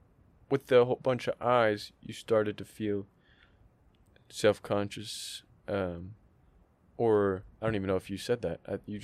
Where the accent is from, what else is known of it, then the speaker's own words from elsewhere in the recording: Canada; I'm Canadian, well, dude.